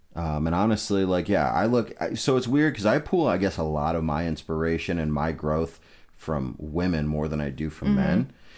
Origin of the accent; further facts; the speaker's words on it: Amherst, United States; for me, growing up in Amherst, it's like I don't have a ton of diversity.